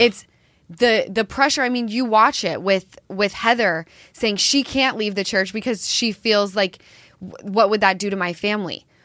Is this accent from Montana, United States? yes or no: no; Salt Lake City, Utah, United States; I'm from Salt Lake